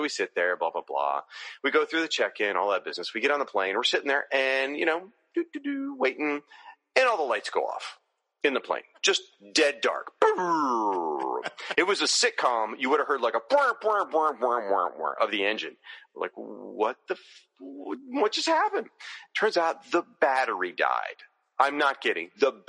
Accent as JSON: {"language": "English", "town": "Tallahassee", "region": "Florida", "country": "United States", "tie": "born or raised there", "said": "my hometown, just Tallahassee, Florida"}